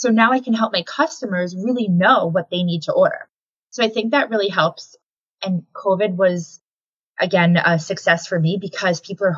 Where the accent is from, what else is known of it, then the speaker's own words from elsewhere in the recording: Connecticut, United States; I was born and raised in Connecticut, so we have family here.